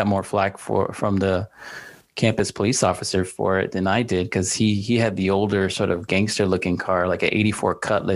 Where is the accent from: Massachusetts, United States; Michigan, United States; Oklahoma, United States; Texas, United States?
Texas, United States; Dallas; now in San Antonio, United States; I grew up in Dallas